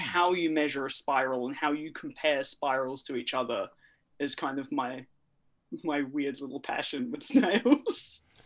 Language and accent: English; New Zealand; where I grew up in New Zealand